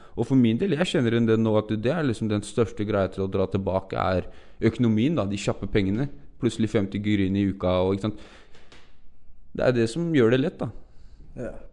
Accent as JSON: {"language": "Norwegian", "region": "Oslo", "country": "Norway", "said": "Gusje, der jeg er fra"}